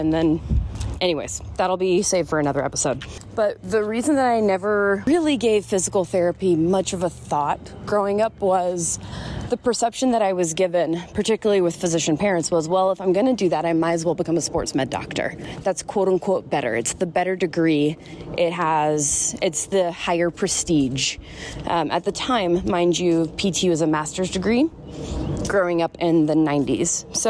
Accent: Southeast, United States; I've never been a homebody. I grew up in the Southeast.

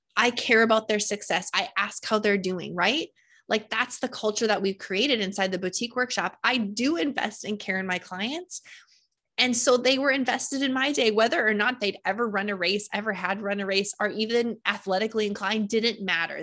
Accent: North Dakota, United States; I am from North Dakota and, um, you know, it's flat here.

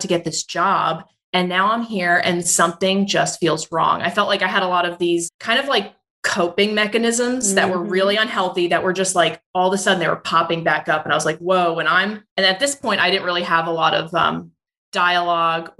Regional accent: Roselle Park, New Jersey, United States; I grew up in New Jersey in a small town called Roselle Park near Elizabeth and Newark

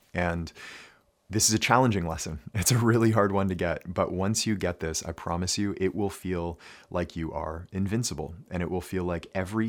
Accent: Ontario, Canada; I grew up here in Ontario, in Canada, of course.

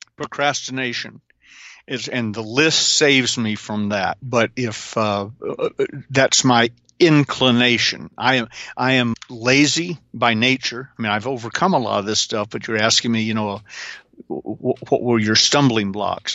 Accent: the South, Southern United States, United States; I'm a Southerner

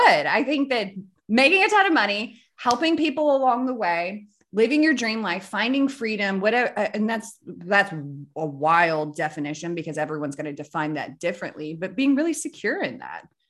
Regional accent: North Central Missouri, United States; So we grew up in North Central Missouri.

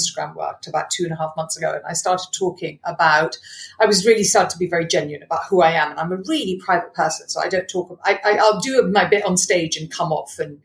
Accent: Malawi; moved away; I grew up in Malawi, very wealthy Indian family

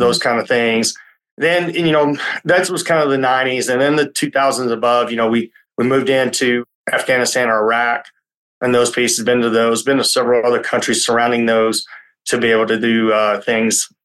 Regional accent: Tennessee, United States; I grew up in Tennessee

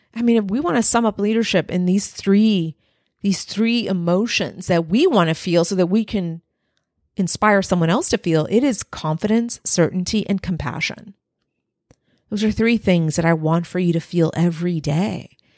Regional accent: Texas-Mexican border, United States; I was raised on the Texas-Mexican border

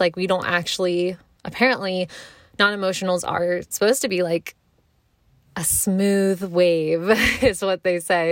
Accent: Frederick, Maryland, United States; also born or lived in Columbia, Maryland; Then for middle school, we moved to Frederick, and that's basically where I, from middle school to high school, still, you know, in this area to this day, um, that's where I grew up. I, Frederick is home to me

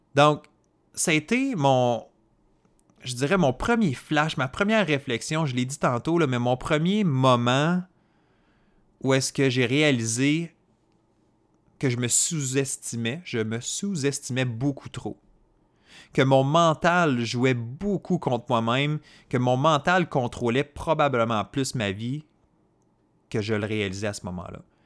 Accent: Côte-Nord, Quebec, Canada; moi, je viens d'une région éloignée du Québec. Donc, je euh, j'étais pas dans la région de Montréal, dans les grandes villes, j'étais pas dans les grands centres urbains. Je suis euh, né sur la côte nord

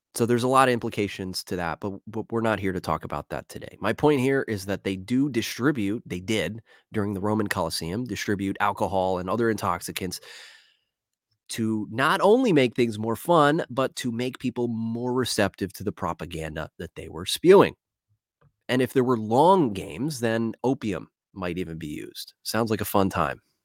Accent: Philadelphia, Pennsylvania, United States; I'm from Philadelphia. I got two one five running in my blood.

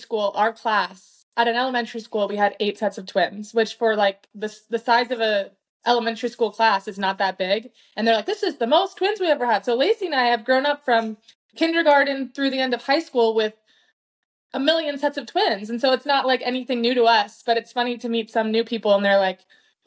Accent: Spokane, Washington, United States; I grew up in Spokane, Washington

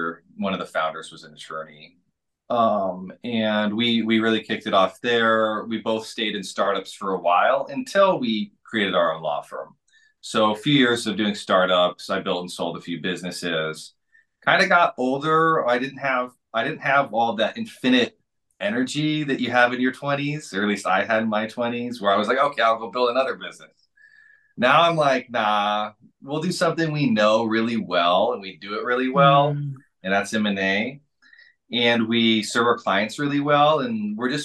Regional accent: Washington, United States; moved away as an adult; also born or lived in Seattle / Japan; I'm from Washington State.

